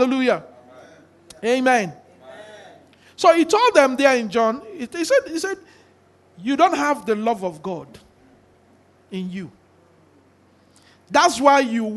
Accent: Nigeria; we are all from Nigeria

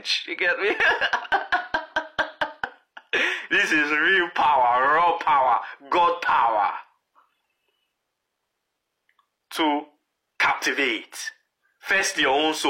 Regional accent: Lagos, Nigeria; moved away as an adult; now in Canada; When we were growing up in Lagos

